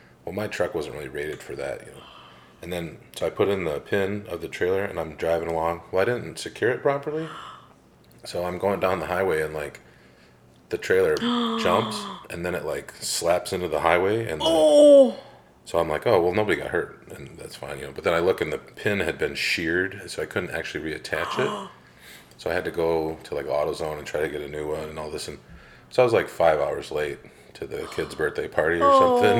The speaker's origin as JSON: {"language": "English", "town": "Traverse City", "region": "Michigan", "country": "United States", "tie": "born or raised there", "said": "in northern Michigan, in Traverse City"}